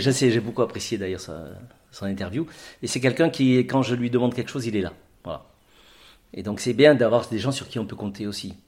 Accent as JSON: {"language": "French", "town": "Orange", "region": "Provence-Alpes-Côte d'Azur", "country": "France", "tie": "born or raised there", "also_born_or_lived": "Avignon", "moved": "as an adult", "lives_now": "Ajaccio, France", "said": "Je suis né sur le continent. Je suis né à Orange. Et hum, très vite, je, J'étais au lycée de l'Arc à Orange"}